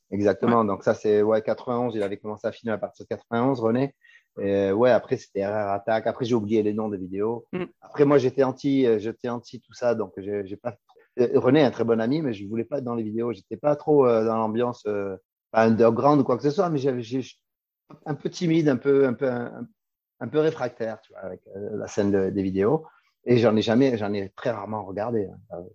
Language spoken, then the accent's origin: French; Marseille, Provence-Alpes-Côte d'Azur, France; moved away as an adult; also born or lived in United States / Australia; now in Switzerland; je suis né à Marseille en 1972